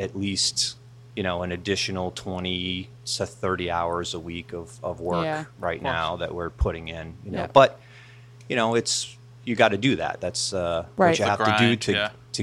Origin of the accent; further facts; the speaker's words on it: Framingham, Massachusetts, United States; also born or lived in Ashland, Massachusetts; I grew up in the eastern part of the state. I grew up in the Framingham, Natick area.